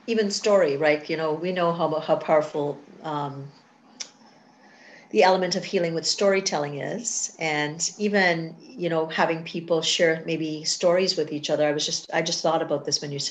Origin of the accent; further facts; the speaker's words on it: Trinidad & Tobago; now in Canada; I'm from Trinidad